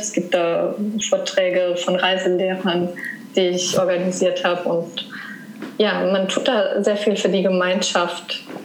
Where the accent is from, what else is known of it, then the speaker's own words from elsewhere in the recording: Saarland, Germany; moved away; Meine Geschwister sind aber alle im, im Saarland geblieben, wo ich herkomme